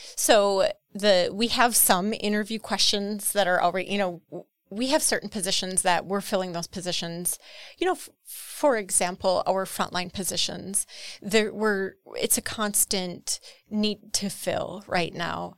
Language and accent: English; Horicon, Wisconsin, United States; I'm from Horicon.